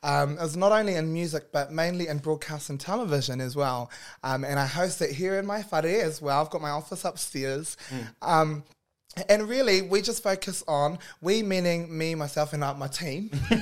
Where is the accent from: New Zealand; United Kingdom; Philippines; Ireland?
New Zealand; Auckland; also born or lived in Northland; I am born and bred up north and grew up here in South Auckland.